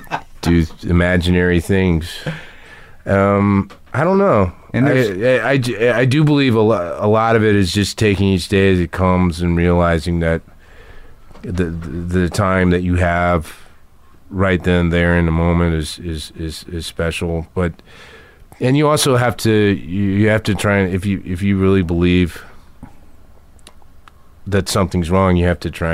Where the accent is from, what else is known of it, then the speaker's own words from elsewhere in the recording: the South, United States; You know, we're both from the South originally